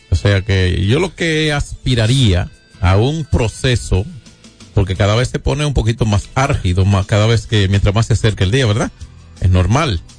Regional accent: San Francisco de Macorís, Duarte, Dominican Republic; San Francisco de Macorís. Tierra mía, mi tierrita.

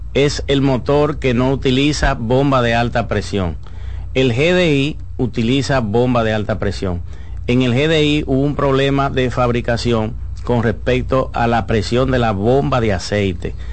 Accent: Dominican Republic

